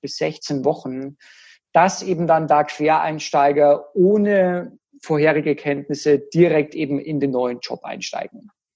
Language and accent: German; Germany